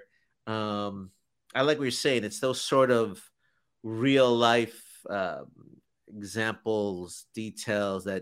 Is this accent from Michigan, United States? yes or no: no; Chicago, Illinois, United States; now in Texas, United States; I grew up in Chicago, and when I got here and they kept saying the frontage road